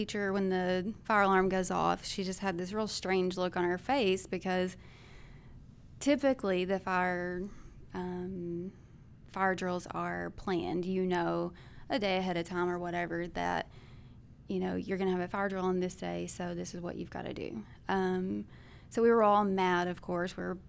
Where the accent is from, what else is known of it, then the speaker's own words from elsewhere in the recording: Bono, United States; I grew up in Bono.